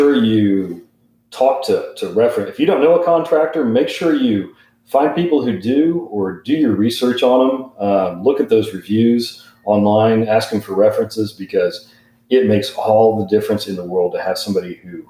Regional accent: Eureka Springs, Arkansas, United States; I grew up in Eureka Springs

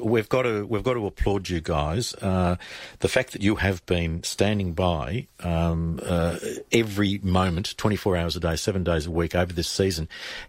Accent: Cobden, Victoria, Australia; now in South Australia, Australia; the one that threatened my hometown of Cobden, where I grew up

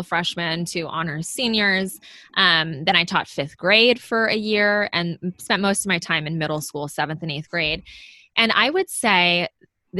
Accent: Bay Area, California, United States; also born or lived in Los Angeles / Manhattan Beach; I grew up in the Bay Area as well, and I moved to LA to go to Loyola Marymount University

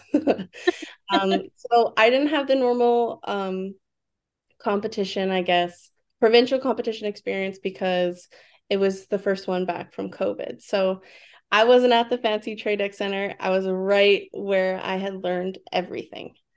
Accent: Vancouver, British Columbia, Canada; I was born and raised in Vancouver, B C

